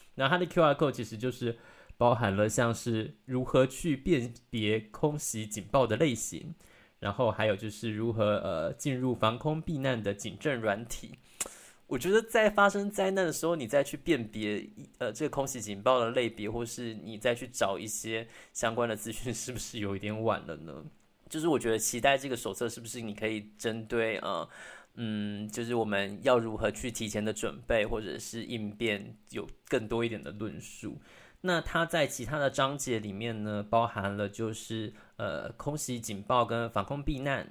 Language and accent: Chinese; Taiwan; 我相信身为台湾人其实对于战争一直都是一直有一种危机意识存在的